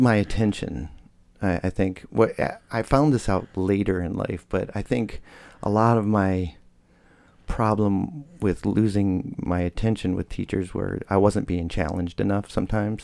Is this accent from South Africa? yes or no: no; Michigan, United States; moved away; also born or lived in Hillsboro; I was born in Michigan